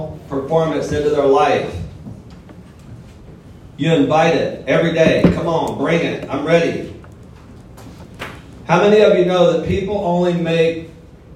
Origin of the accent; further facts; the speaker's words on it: Mobile, Alabama, United States; also born or lived in Florida; now in Houston, United States; I'm originally from L.A., Lower Alabama, as Ron said. I grew up in Mobile, Alabama, on welfare